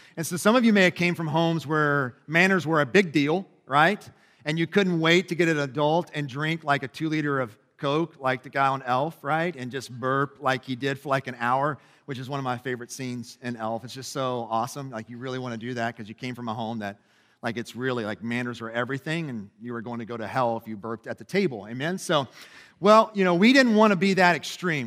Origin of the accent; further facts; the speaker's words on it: Lebanon Junction, Kentucky, United States; I grew up in Lebanon Junction, which is about thirty miles south of here